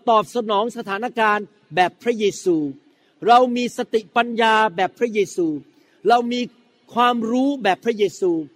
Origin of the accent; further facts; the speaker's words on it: Thailand; ลักษณะชีวิตเก่าของผมที่มาจากสังคมไทย